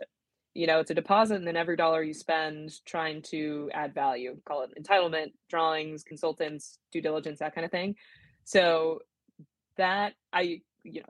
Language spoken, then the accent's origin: English; San Diego, California, United States; moved away as an adult; also born or lived in La Jolla; now in Sacramento, United States; I grew up in San Diego, in coastal San Diego